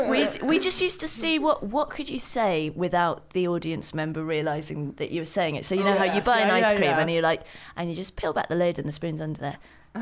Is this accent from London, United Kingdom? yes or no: no; Stapleford, East of England, United Kingdom; A little village called Stapleford, which is just near Cambridge.